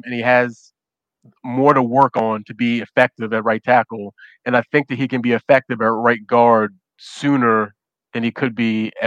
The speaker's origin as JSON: {"language": "English", "town": "Baltimore", "region": "Maryland", "country": "United States", "tie": "born or raised there", "said": "my hometown team"}